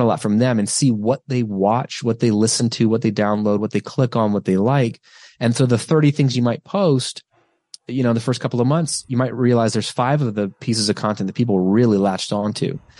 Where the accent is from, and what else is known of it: United States